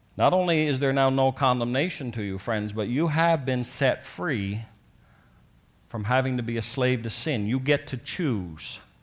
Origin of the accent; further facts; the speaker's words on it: Newfoundland and Labrador, Canada; when I was growing up in Newfoundland